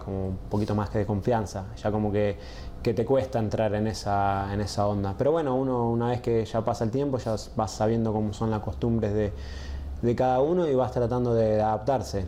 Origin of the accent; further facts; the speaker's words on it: Argentina; moved away as an adult; also born or lived in Sweden; argentino, yo soy joven